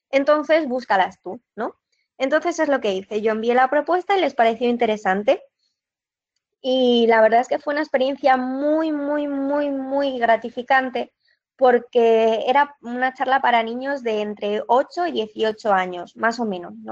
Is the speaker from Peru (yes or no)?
no; Asturias, Spain; moved away; also born or lived in Barcelona